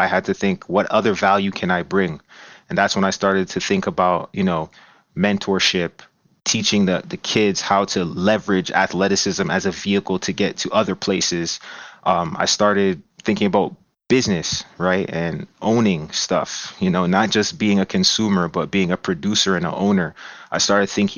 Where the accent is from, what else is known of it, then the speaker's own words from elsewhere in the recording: Brampton, Ontario, Canada; I'm originally from Brampton, Ontario. I grew up in the same house that my mom still lives in to this day. So really born and raised